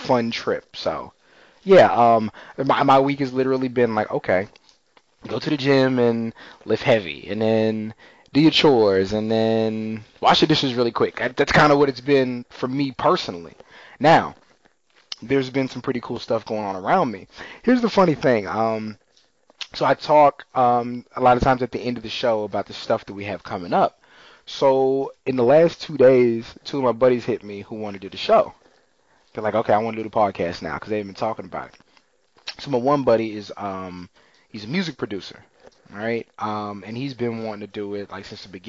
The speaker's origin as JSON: {"language": "English", "region": "Texas", "country": "United States", "tie": "born or raised there", "said": "growing up in Texas"}